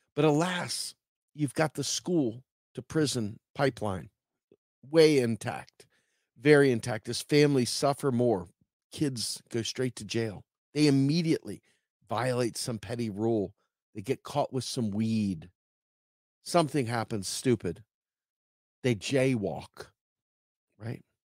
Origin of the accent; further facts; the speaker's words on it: Charles County, Maryland, United States; moved away; back home where I grew up in Charles County, Maryland